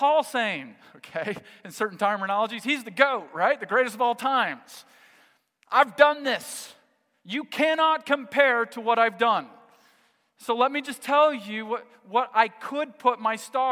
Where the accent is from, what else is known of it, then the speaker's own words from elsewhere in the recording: United States; I'm American